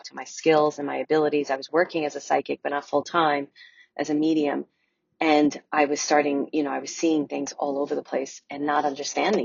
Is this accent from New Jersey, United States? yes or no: no; New York City, New York, United States; moved away as an adult; I'm from Brooklyn